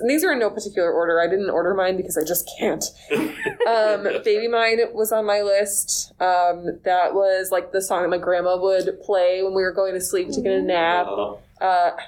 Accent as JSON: {"language": "English", "town": "New York City", "region": "New York", "country": "United States", "said": "as a New Yorker"}